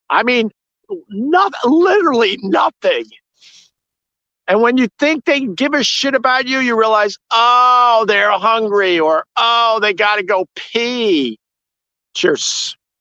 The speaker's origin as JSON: {"language": "English", "area": "Long Island", "region": "New York", "country": "United States", "said": "now I'm from Long Island. I, I did not know city life that well when me and Anthony uh, moved to New York City"}